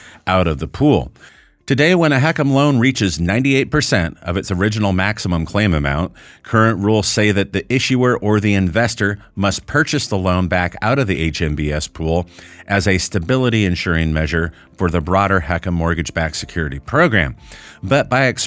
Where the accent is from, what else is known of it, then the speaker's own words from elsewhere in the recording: United States; us as American reverse mortgage professionals